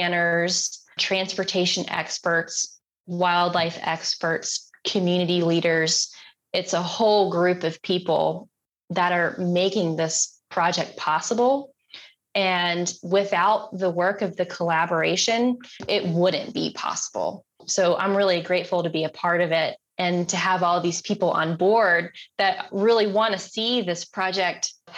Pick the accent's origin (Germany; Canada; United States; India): United States; Concord, North Carolina; I grew up in Concord, right outside of Charlotte.